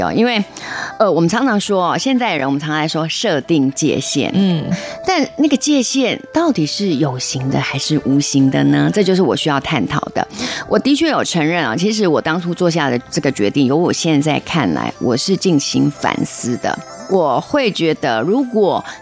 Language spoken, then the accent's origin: Chinese; Taiwan; also born or lived in Shanghai / Germany; now in Kuala Lumpur, Malaysia; 我其实是用台湾媳妇的